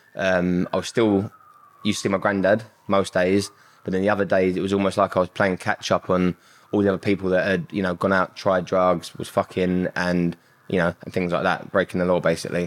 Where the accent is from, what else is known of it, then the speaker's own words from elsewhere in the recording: London, United Kingdom; I grew up in Southeast London.